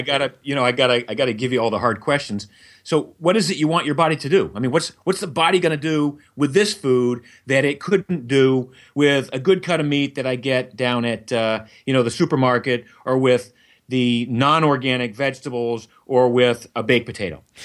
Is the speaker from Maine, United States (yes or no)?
yes; Maine, United States; I grew up in Maine